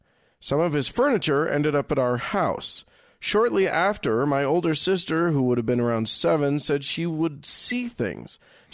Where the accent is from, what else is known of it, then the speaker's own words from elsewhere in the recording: West Virginia, United States; I'm an atheist from West Virginia.